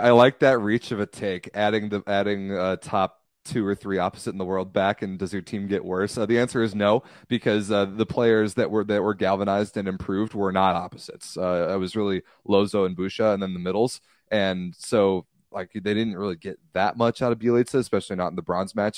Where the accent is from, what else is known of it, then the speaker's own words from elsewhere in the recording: United States; I'm American